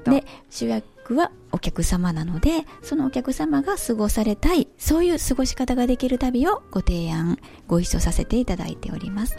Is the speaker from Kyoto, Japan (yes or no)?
yes; Kyoto, Japan; 京都生まれ、 京都育ちで、えー、本当に地元の中学校